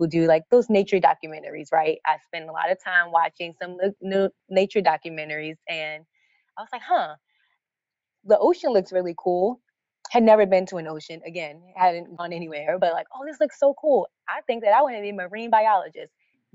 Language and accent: English; Baltimore, Maryland, United States; I grew up in Baltimore. This is where I live now.